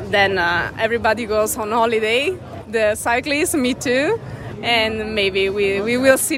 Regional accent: Padua, Veneto, Italy; English is a second language; Uh, and I live here in Veneto, so these are my roads. When I was cyclist, I used to training here also in this area, even if I'm from Padua.

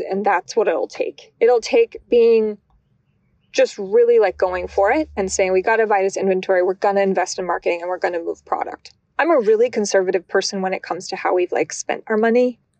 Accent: Albuquerque, New Mexico, United States; moved away; also born or lived in California / Michigan; growing up in New Mexico, I always liken it to almost being in Portlandia, but in Albuquerque

